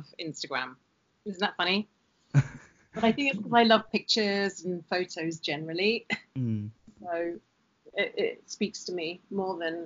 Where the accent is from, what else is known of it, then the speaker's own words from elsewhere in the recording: United Kingdom; now in Los Angeles, United States; I'm still a British citizen